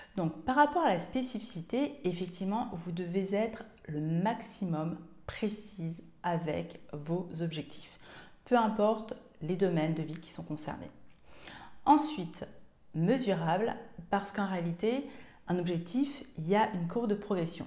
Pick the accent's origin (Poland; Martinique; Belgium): Martinique; moved away; also born or lived in Seine-et-Marne; Je suis originaire de Martinique